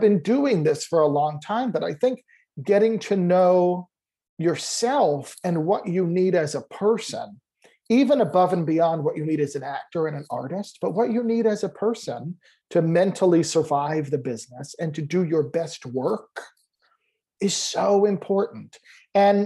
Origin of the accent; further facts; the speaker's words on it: Lyndhurst, New Jersey, United States; I grew up in New Jersey, very close to New York, like in Lyndhurst, New Jersey